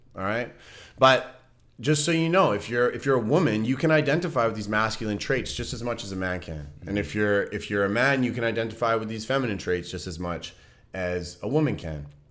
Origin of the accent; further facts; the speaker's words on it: Vancouver, British Columbia, Canada; moved away; my hometown with, with people in Vancouver